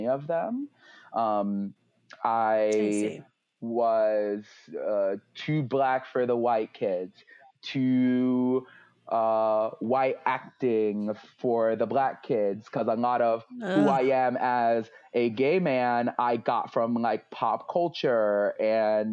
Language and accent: English; New York, United States; also born or lived in Miami; now in Greater Philadelphia, United States; I'm originally from New York, so I call myself New Yorican too